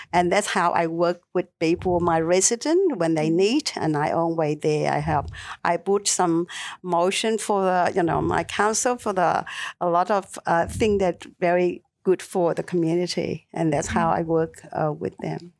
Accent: Vietnam; English is a second language; moved away as an adult; now in Melbourne, Australia; did study at university in Vietnam

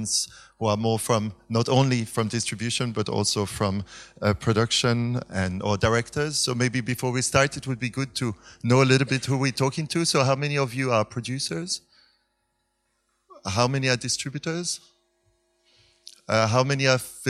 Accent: Switzerland; now in Berlin, Germany; I'm from originally from Switzerland, living in Berlin nowadays

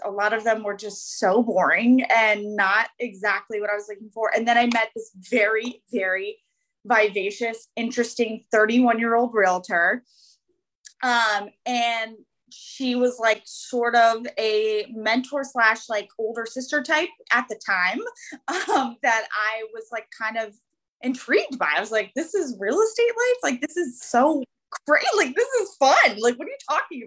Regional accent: Northern Virginia, United States; So I've born and raised here in Northern Virginia my whole life.

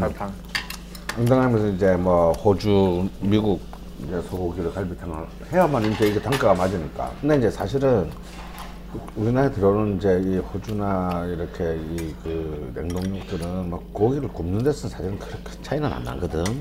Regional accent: Jeonju, North Jeolla, South Korea; 내가 전주 사람이라서

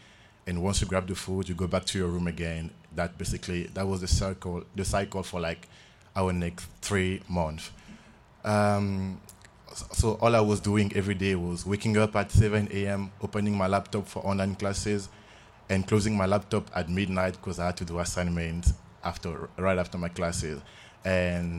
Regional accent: Republic of the Congo; moved away as an adult; now in Idaho, United States; I'm from the Republic of Congo. I'm a senior at the College of Idaho. This is my fourth year in the US, actually.

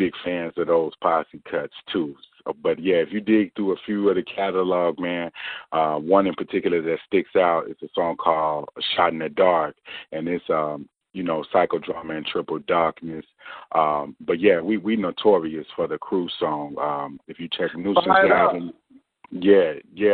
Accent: Chicago, Illinois, United States; we grew up in the Chicago Youth Centers. At ABC and BBR right there on the west side of Chicago.

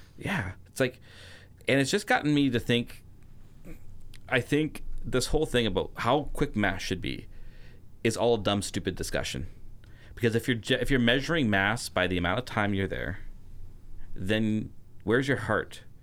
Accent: Canada; I'm a Canadian

